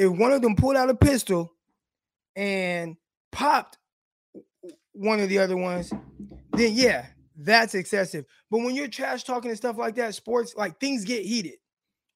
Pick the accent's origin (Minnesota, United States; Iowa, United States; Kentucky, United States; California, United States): California, United States; Stockton; I'm from Stockton, California, Valverde Park